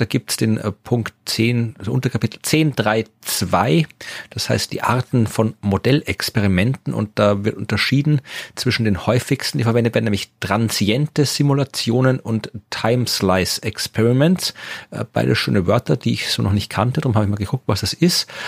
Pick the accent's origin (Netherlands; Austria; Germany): Austria; Wachau, Lower Austria; in der Gegend, wo ich herkomme, in der Wachau, im Weinbaugebiet